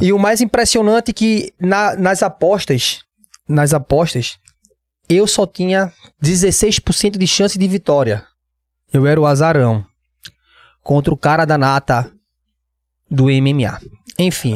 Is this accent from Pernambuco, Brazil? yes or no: yes; Recife, Pernambuco, Brazil; Eu sou de Recife, eu sou de Pernambuco